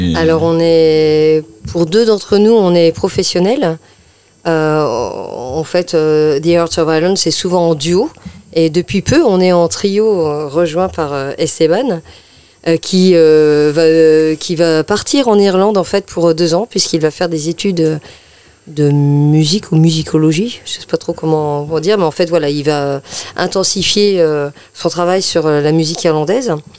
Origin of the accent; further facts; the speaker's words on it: France; qu'on est des Français